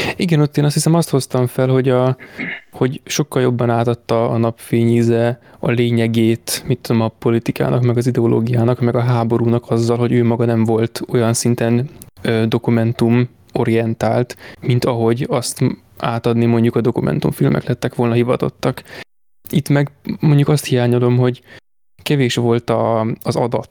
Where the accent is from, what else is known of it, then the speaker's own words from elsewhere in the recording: Hungary; magyar vagyok